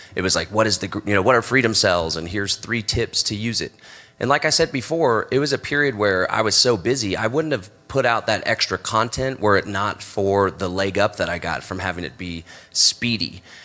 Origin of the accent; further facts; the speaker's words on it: Texas, United States; growing up in Texas in the U.S.